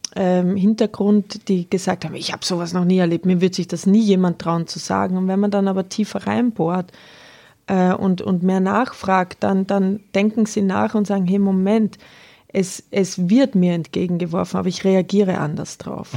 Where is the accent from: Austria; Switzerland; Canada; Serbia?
Austria; now in Bavaria, Germany; Jetzt komme ich aus Österreich, ja. kleinem katholischen Dörfchen